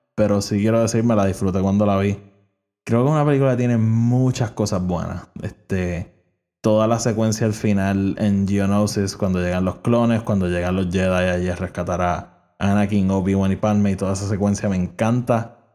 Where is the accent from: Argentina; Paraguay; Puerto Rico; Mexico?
Puerto Rico; yo soy de Puerto Rico